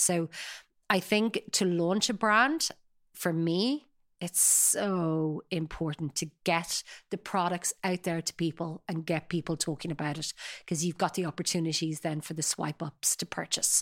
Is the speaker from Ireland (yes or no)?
yes; Sutton, Leinster, Ireland; I grew up in Sutton, uh, very idyllic life, beautiful coastal